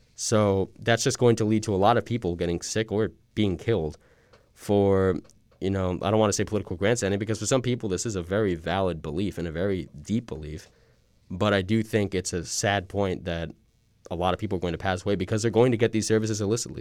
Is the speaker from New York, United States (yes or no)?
yes; Suffolk County, Long Island, New York, United States; where I grew up in um, Suffolk County